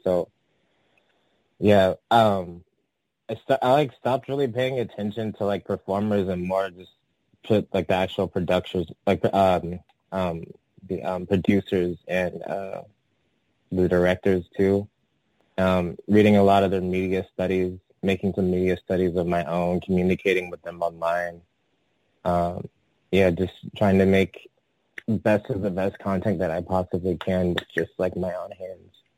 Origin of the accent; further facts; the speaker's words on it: San Francisco, California, United States; also born or lived in Atlanta, Georgia; I'm from San Francisco. Um, I was actually born I was actually born in in Atlanta, Georgia, and I moved to San Francisco when I was like still a toddler, like three or four